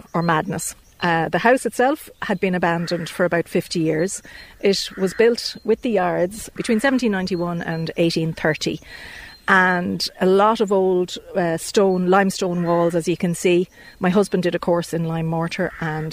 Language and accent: English; Ireland; I'm from Dunchocklan originally